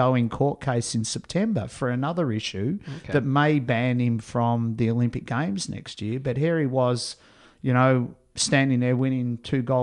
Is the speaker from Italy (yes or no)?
no; Australia; being an Australian who goes to America quite a bit